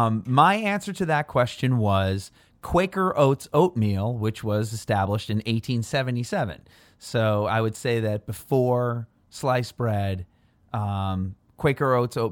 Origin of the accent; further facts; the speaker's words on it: Illinois, United States; And I think that that's special to growing up near Chicago because I think that I'm not really sure what the story.